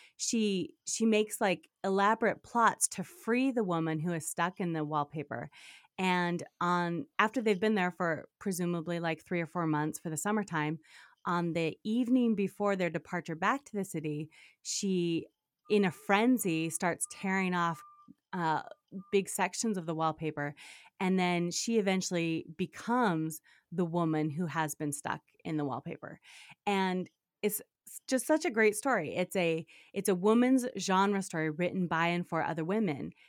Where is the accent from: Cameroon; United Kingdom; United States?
United States; Utah; moved away as an adult; also born or lived in Japan / New York City / Cairo; so I grew up mostly in Utah.